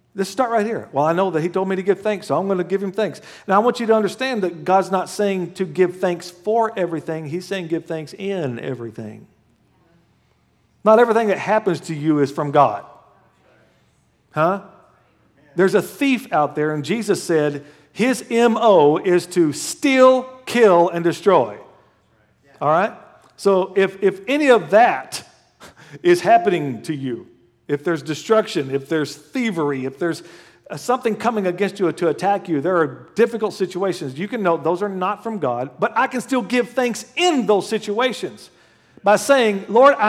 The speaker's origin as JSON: {"language": "English", "region": "Oklahoma", "country": "United States", "moved": "yes", "said": "I'm from Oklahoma"}